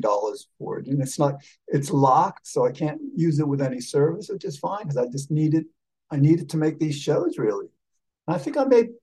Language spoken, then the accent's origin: English; Havana, Cuba; I was born in 1957 in Havana